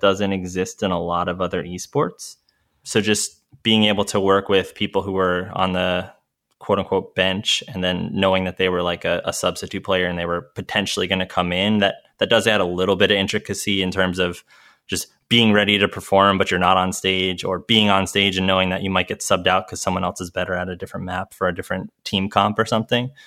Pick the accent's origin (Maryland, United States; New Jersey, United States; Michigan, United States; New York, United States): New York, United States; moved away as an adult; also born or lived in Denver; I was from New York